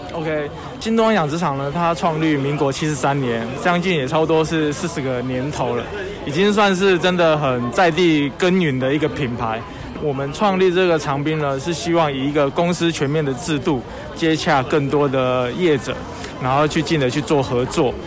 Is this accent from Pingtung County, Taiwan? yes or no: no; Changbin, Taitung County, Taiwan; 算是从小在这个地方成长